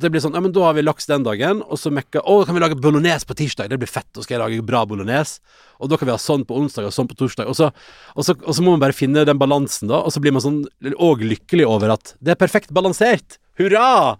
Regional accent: Førde, Vestland, Norway; moved away; når jeg er hjemme i Førde

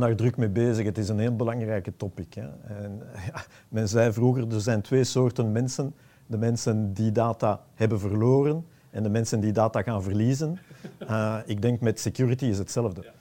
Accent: Antwerp, Flanders, Belgium; ik ben een Antwerpenaar

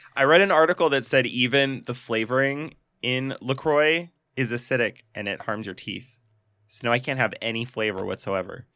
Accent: Montana, United States; I grew up in Montana.

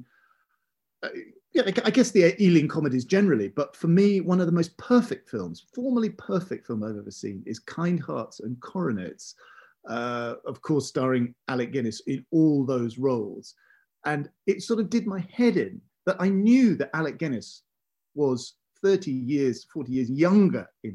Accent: South East England, United Kingdom; us kids growing up in the British home counties

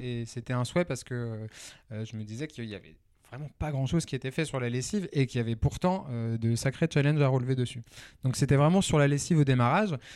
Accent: Lyon, Auvergne-Rhône-Alpes, France; moved away; also born or lived in Nantes; alors moi, je suis à la base lyonnais

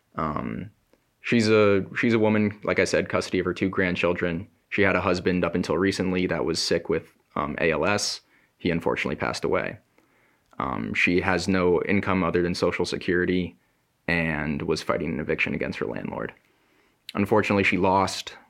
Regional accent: Burlington, Connecticut, United States; I'm from Burlington, Connecticut.

